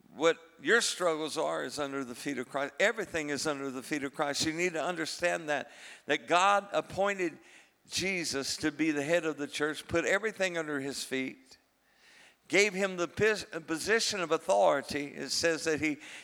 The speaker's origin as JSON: {"language": "English", "region": "Texas", "country": "United States", "said": "I am a Texan, and I'm a Holy Spirit Texan."}